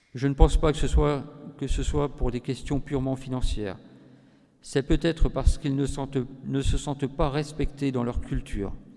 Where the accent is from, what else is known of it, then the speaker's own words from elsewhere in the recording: Breton, Brittany, France; j'ai aussi été élu euh, à l'Union internationale des scouts d'Europe au niveau européen, en tant que breton